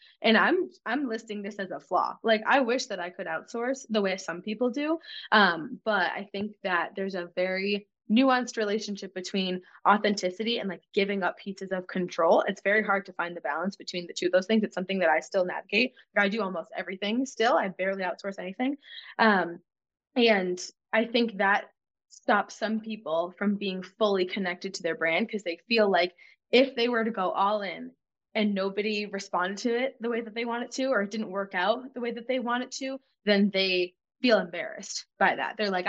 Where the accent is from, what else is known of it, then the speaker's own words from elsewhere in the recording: Massachusetts, United States; I'm from Massachusetts.